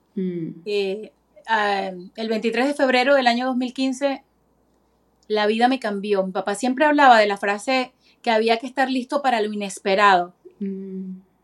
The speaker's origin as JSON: {"language": "Spanish", "country": "Venezuela", "moved": "yes", "lives_now": "Florida, United States", "said": "como venezolana"}